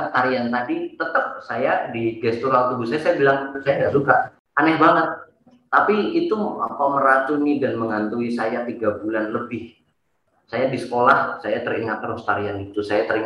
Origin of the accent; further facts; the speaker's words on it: Surakarta, Central Java, Indonesia; besar di di Eh, salah satu kampung di Solo dan saya kebetulan tidak mencintai sekolah